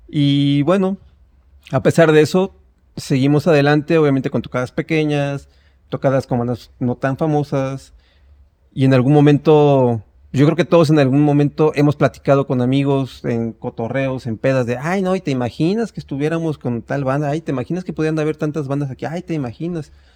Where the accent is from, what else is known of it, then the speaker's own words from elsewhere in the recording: State of Mexico, Mexico; yo soy del Estado de México